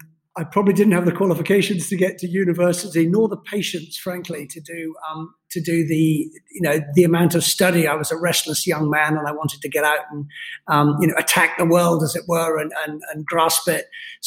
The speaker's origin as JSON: {"language": "English", "country": "United Kingdom", "accent": "neutral British", "said": "I'm a Scotsman by, you know, blood, cut me open, I bleed Scottish. I have a neutral British accent because I grew up all over the world. Ended up going to school in England"}